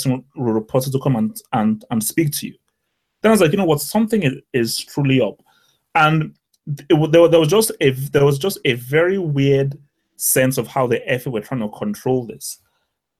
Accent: Nigeria; as a Nigerian

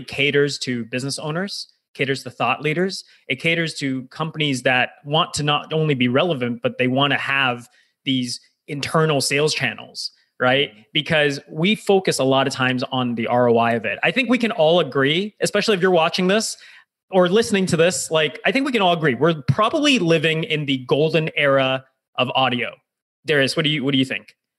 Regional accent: United States; now in Toronto, Canada; I'm Canadian, but I actually grew up in, in the US, did my developmental formative years

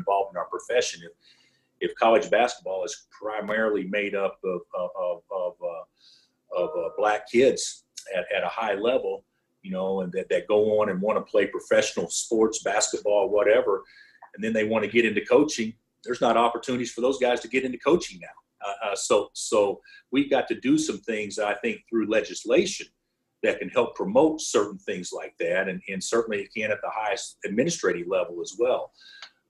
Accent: Oklahoma, United States; now in Kansas, United States; I grew up in Oklahoma.

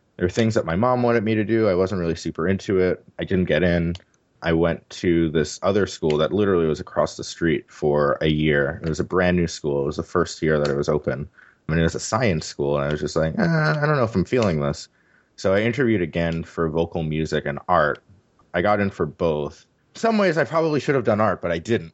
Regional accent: New York City, New York, United States; moved away as an adult; also born or lived in Pittsburgh, United States; now in San Francisco, United States; I was born and raised in New York City

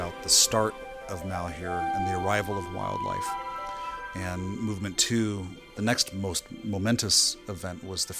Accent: Pendleton, Oregon, United States; now in Bend, United States; I'm a composer living in Bend, Oregon. I was born in Pendleton.

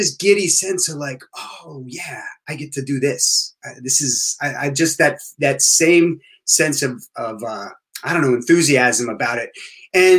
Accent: New Jersey, United States; also born or lived in Boston; we're all from Boston originally, but then I grew up mostly in New Jersey

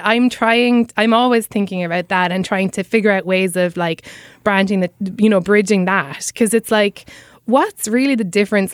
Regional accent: Cobh, Munster, Ireland; accent: Irish; moved away as an adult; now in New York City, United States; my hometown of Cove

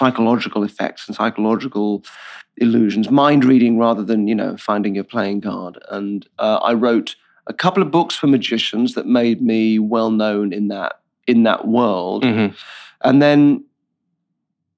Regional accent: Purley, London, United Kingdom; moved away as an adult; also born or lived in Bristol; I'm from south of London in a fairly, I don't know what the equivalent would be, but a place called Purley, which is part of Croydon

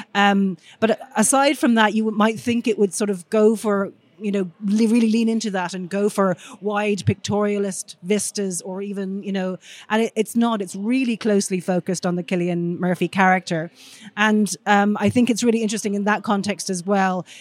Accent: Ireland; being Irish myself

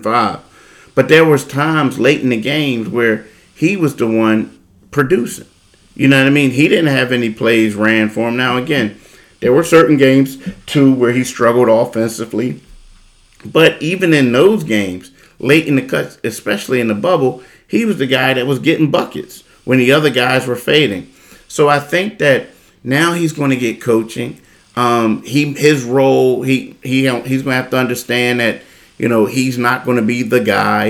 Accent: Philadelphia, Pennsylvania, United States; now in South Jersey, United States; I'm a Philadelphian

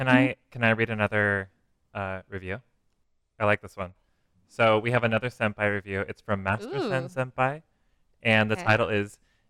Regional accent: United States; accent: American; they don't like our American accent.

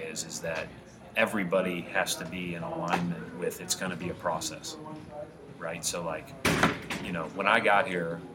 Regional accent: Indiana, United States; I was born in Indiana

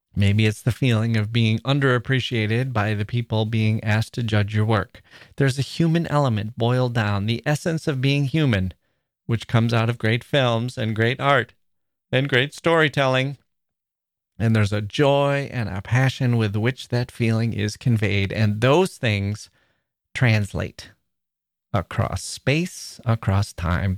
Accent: Midwest, United States; also born or lived in Chicago; We're both from the Midwest

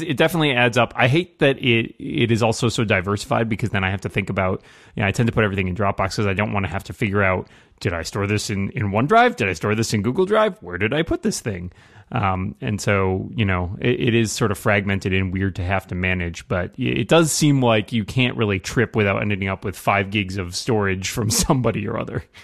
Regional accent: Northeast, United States; I am from the Northeast

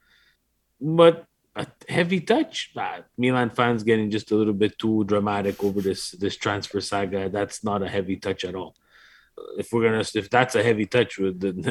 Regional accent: Canada; now in Montreal, Canada; We are from Canada

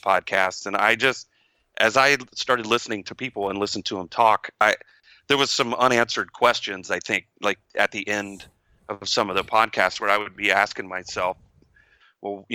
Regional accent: Texas, United States; I'm from Texas

